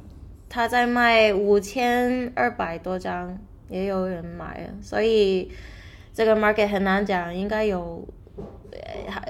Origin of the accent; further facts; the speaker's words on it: Macau; also born or lived in New York / Myanmar; now in United States; 我在纽约出生的，但是我就呃一出生就回去澳门，然后在缅甸也住过五年，然后呃高中才回去纽约，然后就在在美国那边住。